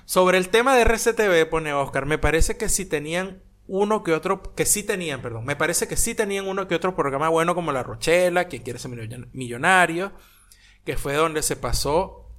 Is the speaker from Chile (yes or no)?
no; Venezuela; moved away; me fui de Venezuela